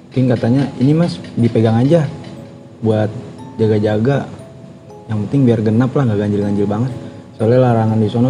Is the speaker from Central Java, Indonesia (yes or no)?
no; Cikarang, West Java, Indonesia; Gue kan dari Cikarang emang.